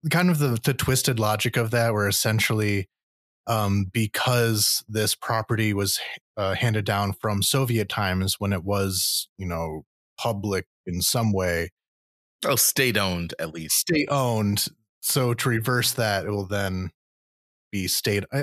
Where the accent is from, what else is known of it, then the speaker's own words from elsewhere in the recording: United States; as an American, I've had several of those jobs where those were the rules